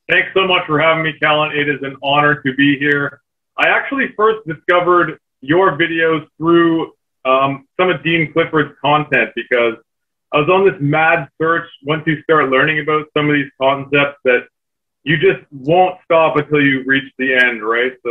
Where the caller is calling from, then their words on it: Canada; I'm joining you from the Great White North in snowy Canada right now.